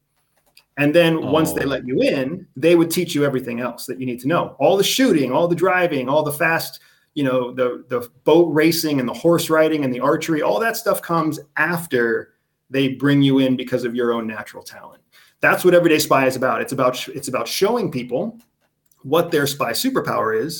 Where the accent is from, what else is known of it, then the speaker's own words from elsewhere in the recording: United States; I'm from the United States